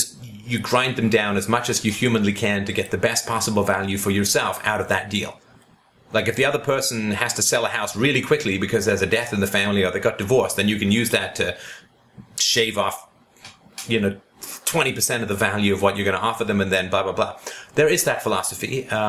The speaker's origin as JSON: {"language": "English", "region": "the Bible Belt", "country": "United States", "tie": "born or raised there", "said": "I grew up in the Bible Belt and was very religious at a young age."}